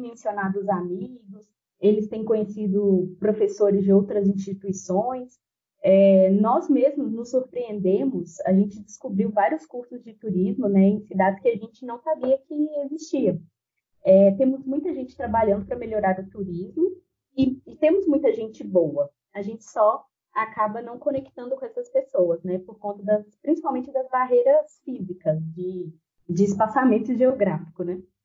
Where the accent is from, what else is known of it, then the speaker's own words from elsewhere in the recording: Patos de Minas, Minas Gerais, Brazil; moved away as an adult; also born or lived in Ouro Preto; now in Belo Horizonte, Brazil; sou natural de Patos de Minas, em Triângulo Mineiro